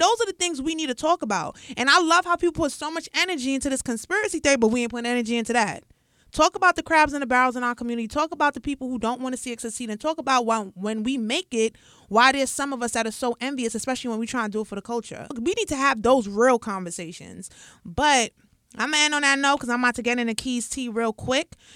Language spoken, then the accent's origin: English; New York City, New York, United States; growing up in the Bronx, born and raised